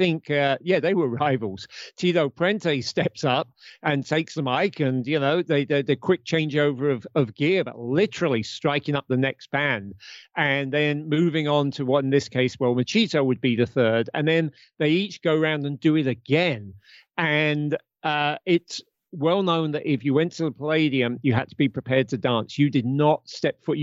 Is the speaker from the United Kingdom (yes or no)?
yes; United Kingdom; I'm a Brit